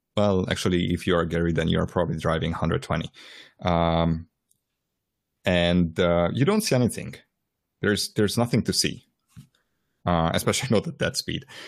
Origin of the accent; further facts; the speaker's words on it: Transylvania, Romania; moved away; I was born in Transylvania